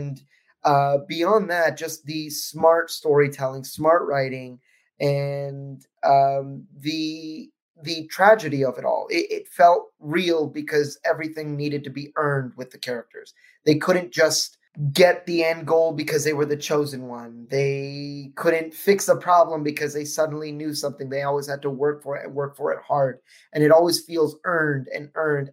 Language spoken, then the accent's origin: English; United States; me as an American